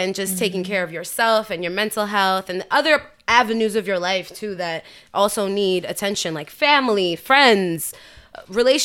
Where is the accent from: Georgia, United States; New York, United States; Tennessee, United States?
New York, United States; as a New Yorker